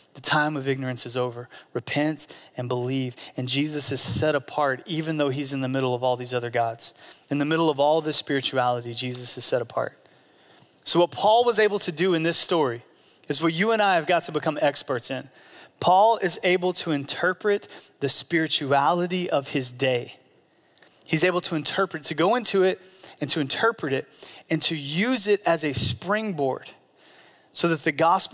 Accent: United States; as American Christians

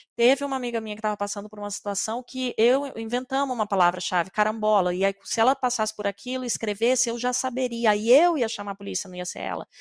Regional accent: Mato Grosso, Brazil; Eu sou do Mato Grosso

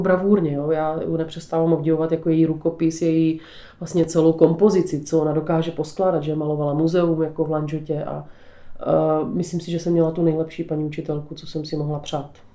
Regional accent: Břeclav, South Moravian Region, Czechia; Tak já žiju na Podluží. Narodila jsem se v Břeclavě v Charvatské Nové Vsi

